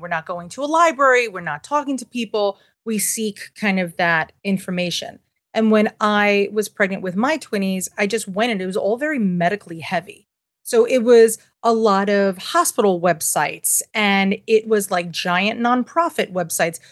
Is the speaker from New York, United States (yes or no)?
yes; New York City, New York, United States; I'm born and raised in Manhattan, and I am, I'm fifth generation